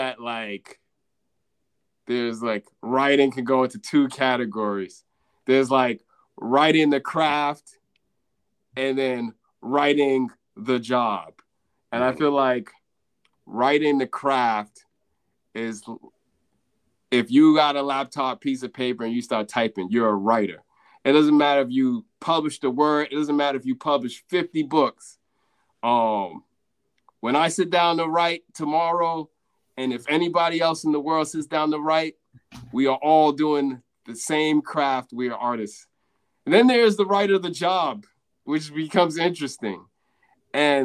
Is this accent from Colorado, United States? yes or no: no; Boston, Massachusetts, United States; moved away as an adult; also born or lived in Houston, Texas / Sierra Leone (ancestry); now in New York, United States; I was born in Houston, Texas in 1983. And I only lived there for like, 12 months. And then, so I can't really rep the dirty South. I can't. And so, you know, I moved to Boston, you know, right after my first year of life. And, you know, I lived in Boston